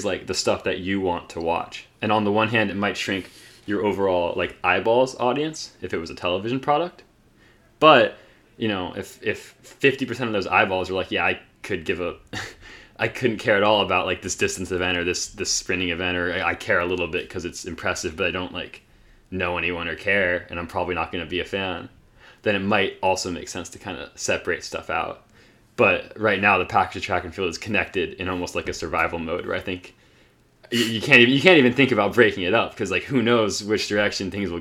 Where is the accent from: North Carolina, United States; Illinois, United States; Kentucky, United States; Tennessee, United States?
North Carolina, United States; Raleigh; growing up in Raleigh